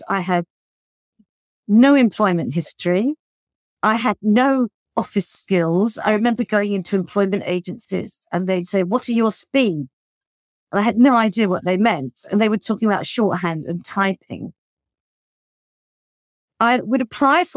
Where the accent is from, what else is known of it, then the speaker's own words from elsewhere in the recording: United Kingdom; moved away as an adult; also born or lived in Paris, France; as a British person